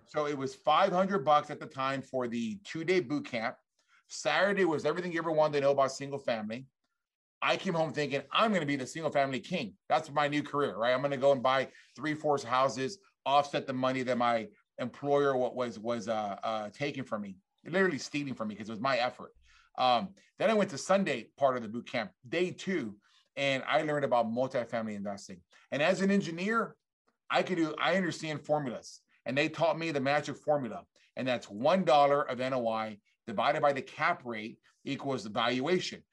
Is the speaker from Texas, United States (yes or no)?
yes; South Texas, United States; I grew up in South Texas